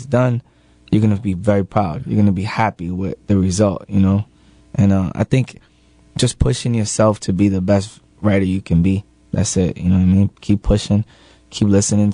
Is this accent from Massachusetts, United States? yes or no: yes; Lawrence, Massachusetts, United States; I'm from Lawrence. It's you know, it's a poor, poverty, you know, stricken place